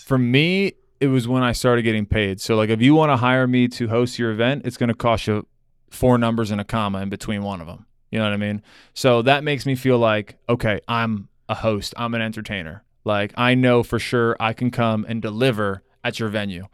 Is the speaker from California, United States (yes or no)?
no; Broward County, Florida, United States; now in Miami, United States; I grew up in Broward